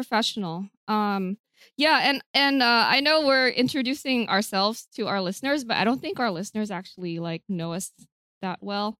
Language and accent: English; San Diego, California, United States; I am from San Diego, California.